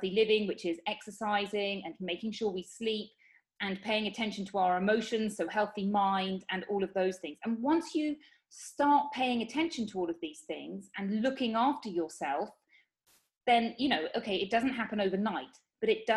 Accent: United Kingdom; moved away as an adult; now in Spain; I'm from the United Kingdom. But I live in Spain.

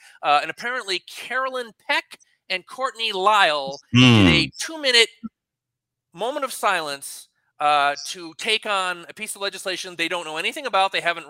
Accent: Ireland; I'm an Irishman

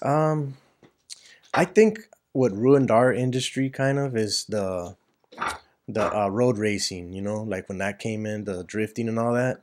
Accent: Los Angeles, California, United States; I kinda grew up over there in East L

